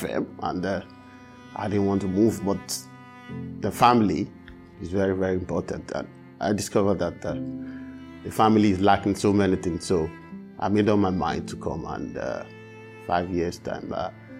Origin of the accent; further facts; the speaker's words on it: Nigeria; now in Belfast, United Kingdom; I'm originally from Nigeria